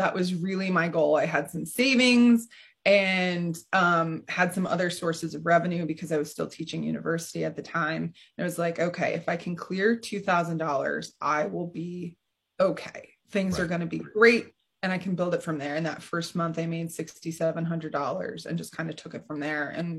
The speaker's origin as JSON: {"language": "English", "town": "Kings Mills", "region": "Ohio", "country": "United States", "tie": "born or raised there", "said": "And I grew up in Kings Mill, Ohio. So I'm familiar with the Midwest and all of it, right?"}